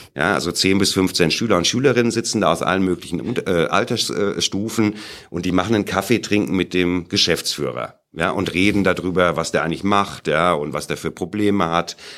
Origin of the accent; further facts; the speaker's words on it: Sauerland, North Rhine-Westphalia, Germany; moved away as an adult; now in Munich, Germany; ich komme aus München, da wohne ich jetzt. Ja, bin aber im Sauerland geboren